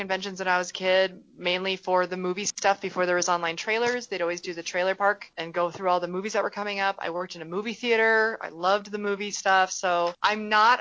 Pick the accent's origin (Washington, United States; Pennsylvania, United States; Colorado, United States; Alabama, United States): Colorado, United States; growing up in Colorado